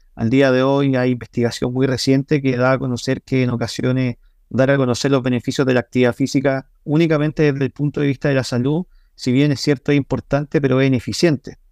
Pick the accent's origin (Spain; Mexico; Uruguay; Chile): Chile; yo soy de Chile